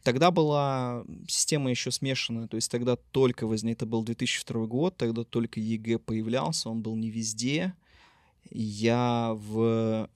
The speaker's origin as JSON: {"language": "Russian", "town": "Yekaterinburg", "region": "Sverdlovsk Oblast", "country": "Russia", "tie": "born or raised there", "also_born_or_lived": "Moscow", "said": "Я родом из города Екатеринбурга. Здесь я собственно, родился, учился в школе"}